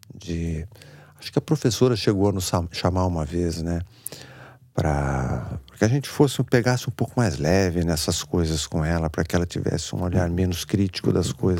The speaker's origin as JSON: {"language": "Portuguese", "region": "São Paulo", "country": "Brazil", "tie": "born or raised there", "said": "Cresci ali na, na Zona Sul, ali na, no Campo Belo, Jardim Aeroporto, aquela região, Brooklyn, Moema, a minha área"}